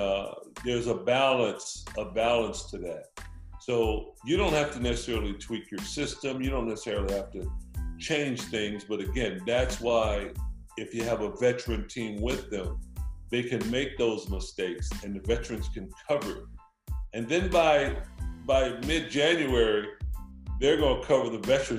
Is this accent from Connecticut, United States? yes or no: no; Compton, California, United States; also born or lived in Washington; I grew up in Compton, California